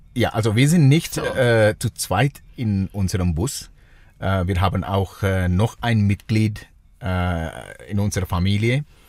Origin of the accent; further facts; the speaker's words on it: Sri Lanka; German is a second language; now in Switzerland; ich komme aus Sri Lanka äh, ursprünglich